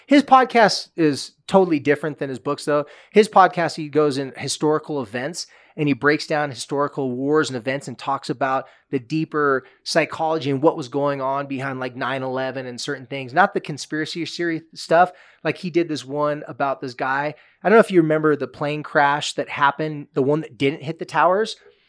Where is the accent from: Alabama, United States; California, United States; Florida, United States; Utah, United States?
California, United States; Southern; moved away; I'm from Southern California.